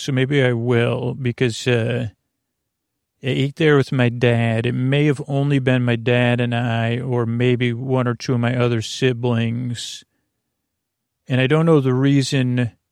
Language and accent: English; Syracuse, New York, United States; born or raised there